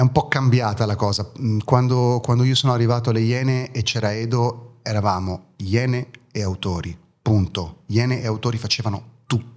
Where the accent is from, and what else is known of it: Italy; born or raised there; first language German; Italian is a second language; also born or lived in East Germany